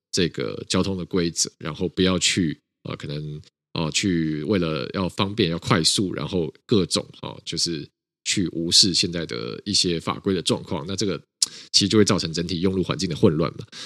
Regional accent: Taiwan; 那台湾在里面扮演一个很关键角色，是因为我们过去底我们也是威权的国家，我们从威权走到了民主。

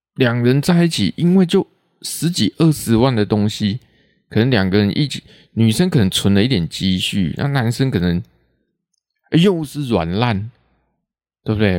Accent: Taiwan; accent: Taiwanese Hokkien; first language Taiwanese Hokkien; Chinese is a second language; 会直接讲台语出来，这是自然而然的，这不用去学，这是本来就是我的母语

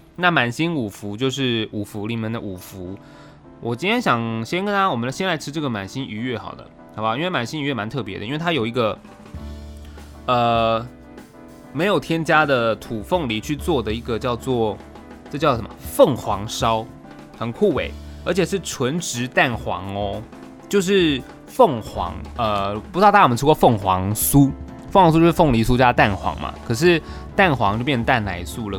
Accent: Taichung, Taiwan; moved away; 我身为一个台中人

